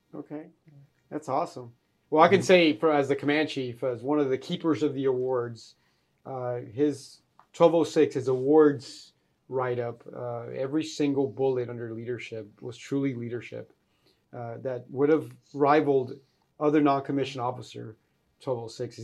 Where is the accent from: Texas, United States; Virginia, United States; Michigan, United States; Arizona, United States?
Texas, United States; Fort Worth; moved away; Fort Worth, Texas, uh, my hometown